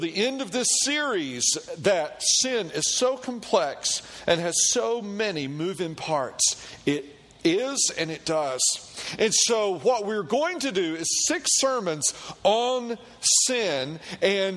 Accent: Tennessee, United States; I grew up in Tennessee, and in Tennessee, all we did with pigs was feed them slop and eat them

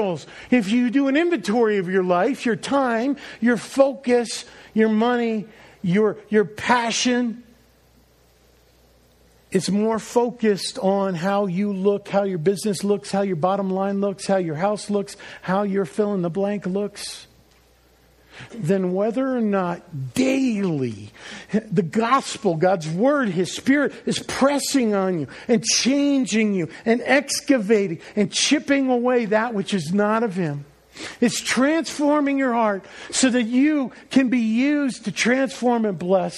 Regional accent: Northeast, United States; moved away; also born or lived in New Orleans; I was a transplant from the Northeast. Maybe you picked that up in my language.

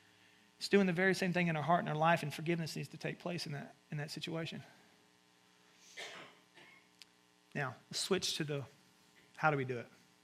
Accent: the South, United States; And so I grew up in the South, and my mom would send me out to the woods, which is basically like a forest area.

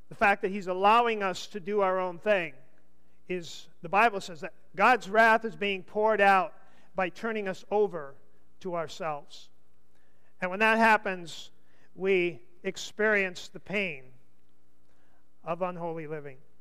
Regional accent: United States; I'm an American.

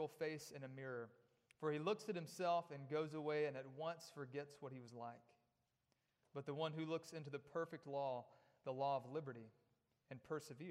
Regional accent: Corinth, Mississippi, United States; moved away; I'm from North Mississippi. My wife and I both are from a little town called Corinth

